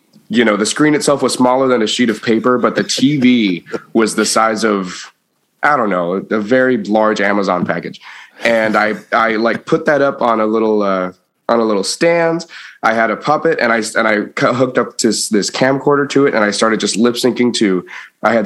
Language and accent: English; Brownsville, Texas, United States; I am from Brownsville, Texas